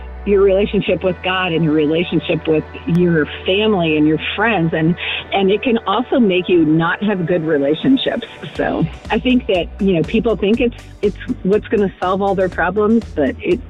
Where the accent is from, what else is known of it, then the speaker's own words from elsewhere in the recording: Kansas City, United States; Actually, driving to Springfield, but I'm from Kansas City.